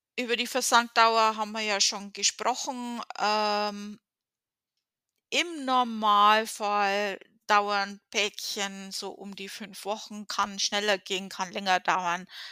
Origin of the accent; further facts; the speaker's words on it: Germany; now in United States; von meiner Heimatstadt